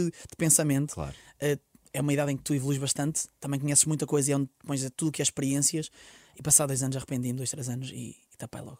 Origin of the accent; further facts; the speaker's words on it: Porto, Norte, Portugal; porque eu sou do Porto, um dragão, uma coisa fixe